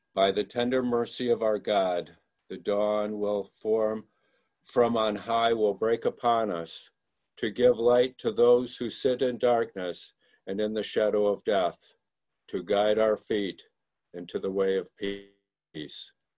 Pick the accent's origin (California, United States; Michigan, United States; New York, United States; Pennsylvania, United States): Michigan, United States; moved away; I'm from Michigan, and, and you're seeing me from Michigan today. I came back here about four years ago to uh, look after my mom